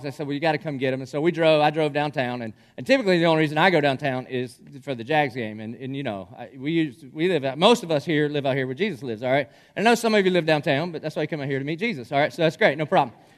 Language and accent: English; Dillon, United States; now in Jacksonville, United States; I'm from Dillon